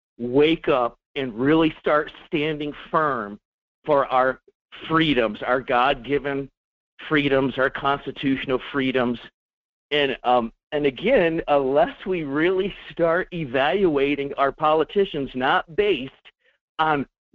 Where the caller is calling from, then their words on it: Fairbanks, Alaska, United States; Hello, this is … in Fairbanks.